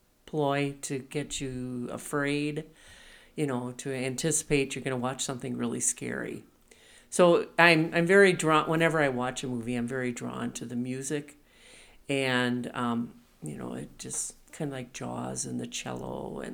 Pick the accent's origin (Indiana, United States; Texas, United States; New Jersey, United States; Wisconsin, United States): Wisconsin, United States; Oshkosh; Oshkosh, Wisconsin.